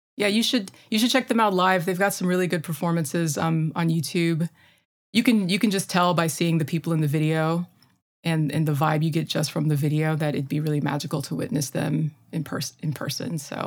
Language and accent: English; Midwest, United States; accent: Midwestern; my terrible Midwestern accent